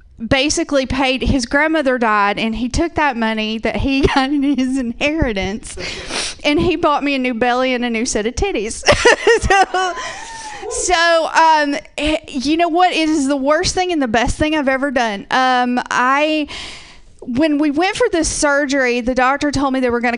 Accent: Georgia, United States; now in Portland, United States; I'm originally from Georgia

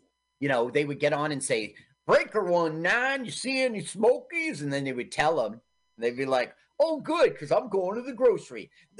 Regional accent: Milton, Ontario, Canada; Yeah. I grew up in Milton, Ontario, and it was obviously Kleinburg, that house.

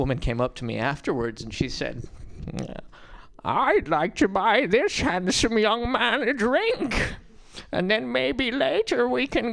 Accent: Montana, United States; moved away; also born or lived in Berkeley; I'm from Montana

